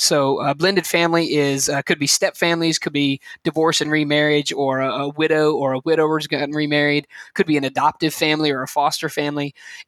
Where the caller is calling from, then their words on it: Anniston, Alabama, United States; I am joining you guys from the very warm location of Anniston, Alabama, about an hour from Birmingham